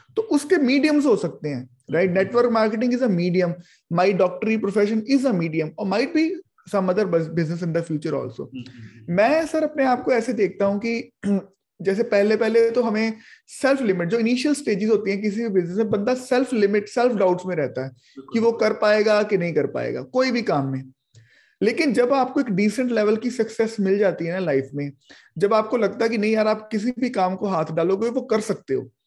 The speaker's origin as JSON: {"language": "Hindi", "town": "Amritsar", "region": "Punjab", "country": "India", "said": "मैं बेसिकली अमृतसर पंजाब से बिलोंग करता हूँ"}